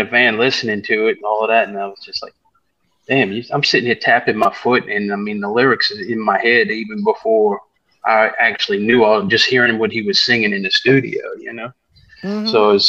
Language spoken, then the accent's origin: English; New Orleans, Louisiana, United States; moved away; I grew up in New Orleans